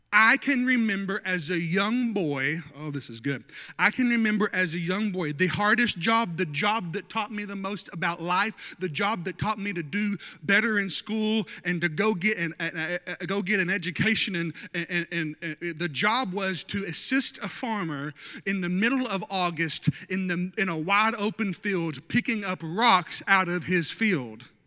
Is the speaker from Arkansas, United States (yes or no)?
yes; North Arkansas, United States; I grew up in North Arkansas